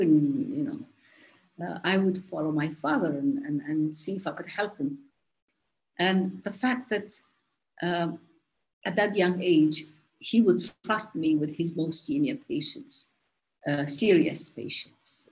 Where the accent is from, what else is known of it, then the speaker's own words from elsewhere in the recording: Somaliland, Somalia; moved away as an adult; brought me back to my country, Somaliland, uh, when I retired from the UN in 1997